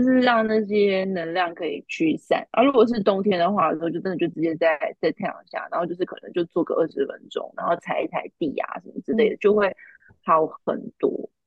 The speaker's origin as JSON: {"language": "Chinese", "country": "Taiwan", "said": "我们，就是台湾人"}